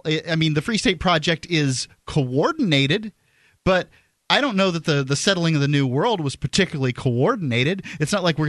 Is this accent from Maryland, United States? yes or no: no; Florida, United States; accent: Southern; now in New Hampshire, United States; The fact is I'm from Florida